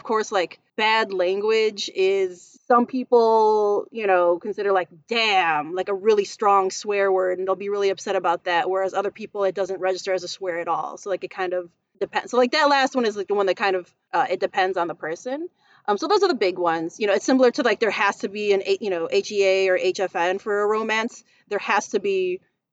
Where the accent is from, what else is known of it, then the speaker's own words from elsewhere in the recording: Chicago, Illinois, United States; I'm Filipino American. So like food is culture. I was born and raised in Chicago